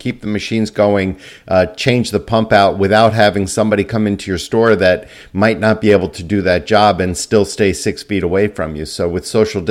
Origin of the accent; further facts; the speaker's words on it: United States; as an American